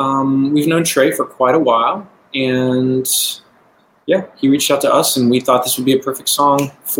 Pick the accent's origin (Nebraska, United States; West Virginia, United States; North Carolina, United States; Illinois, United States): West Virginia, United States; So I grew up in West Virginia